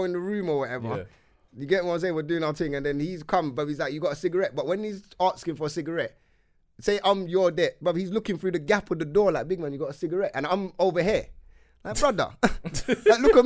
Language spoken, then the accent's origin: English; London, United Kingdom; I'm from Wood Green